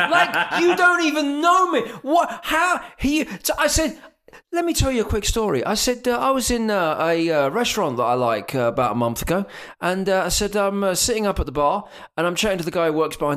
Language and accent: English; Essex, East of England, United Kingdom; now in Texas, United States; I'm from Essex.